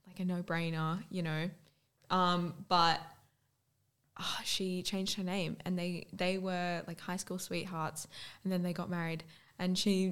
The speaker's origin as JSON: {"language": "English", "town": "Newcastle", "region": "New South Wales", "country": "Australia", "said": "we're from Newcastle"}